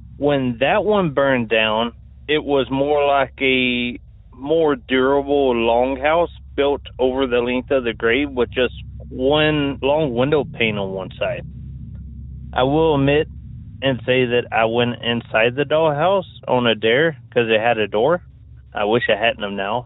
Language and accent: English; Tennessee, United States; also born or lived in California; Growing up in Tennessee, I grew up in a small town